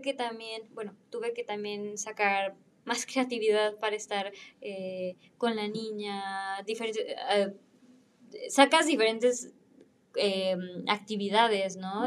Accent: Mexico; moved away as an adult; also born or lived in Milan, Italy; now in Berlin, Germany; vengo de México

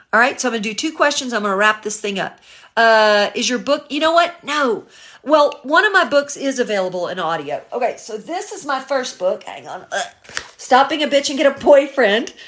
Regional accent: Memphis, Tennessee, United States; now in Los Angeles, United States; originally I'm from Memphis, Tennessee. Uh, all my family is still there, but I've been living in Los Angeles since nineteen eighty-nine

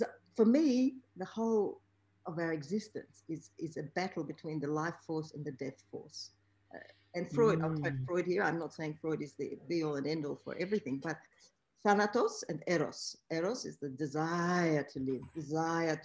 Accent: Warsaw, Masovian Voivodeship, Poland; I was born in Warsaw, Poland.

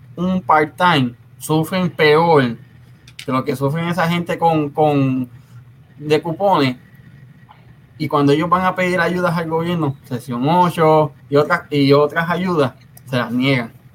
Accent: Puerto Rico; de donde yo vengo somos calle. En Casiano todos hablábamos con el juego de calle

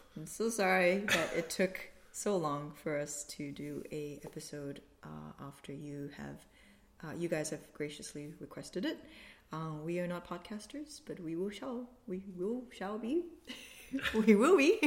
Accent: Malaysia; moved away as an adult; also born or lived in Queensland, Australia; now in Australia; grew up in Malaysia, came to Queensland to study a Bachelor of Occupational Therapy

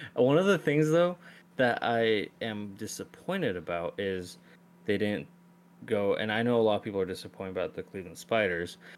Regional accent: Iran; my home country, Iran

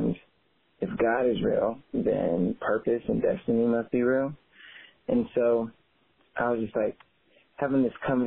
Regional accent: Tallahassee, Florida, United States; growing up in Tallahassee, Florida, definitely felt like home completely

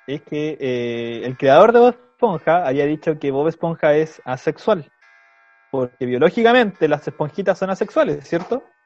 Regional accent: Chile; nosotros como chilenos

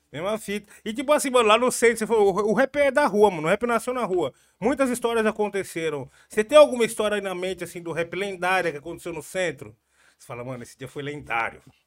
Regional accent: Jundiaí, São Paulo, Brazil; eu sou do Jundiaí

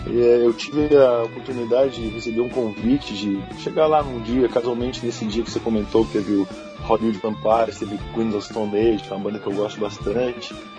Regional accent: Rio Grande do Sul, Brazil; now in Rio de Janeiro, Brazil; minha terra, assim, do lugar onde eu vi

